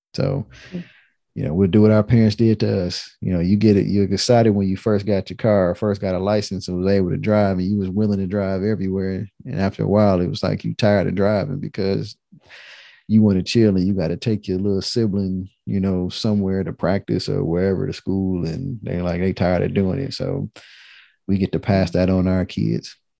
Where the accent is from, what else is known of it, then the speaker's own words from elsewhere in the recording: Detroit, Michigan, United States; I'm from Detroit